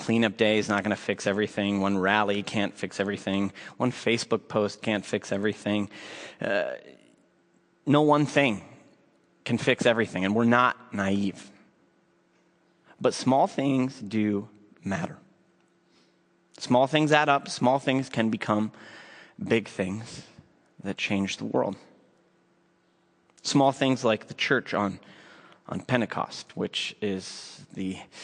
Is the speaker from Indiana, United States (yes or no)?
no; Minneapolis, Minnesota, United States; I grew up here in South Minneapolis